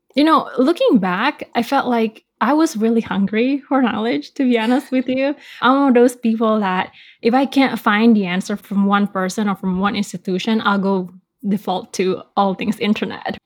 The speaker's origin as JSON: {"language": "English", "region": "Bali", "country": "Indonesia", "tie": "born or raised there", "said": "me growing up in Bali, Indonesia, surrounded by all things tourism"}